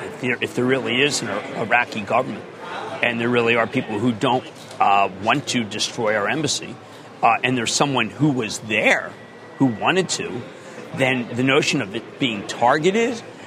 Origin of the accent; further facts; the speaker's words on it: Philadelphia, Pennsylvania, United States; moved away; I am very conscious that I'm from Philadelphia